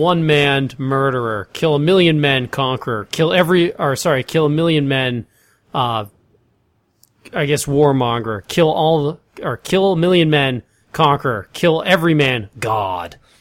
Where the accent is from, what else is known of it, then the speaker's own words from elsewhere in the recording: United States; me being from the United States